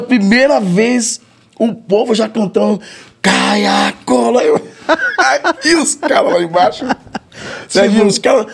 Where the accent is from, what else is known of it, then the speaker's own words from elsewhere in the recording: Salvador, Bahia, Brazil; Sou de Salvador, sou solteropolitano, nasci na Vila Matos, Garibaldi, Rio Vermelho, e vivi ali minha infância praticamente toda ali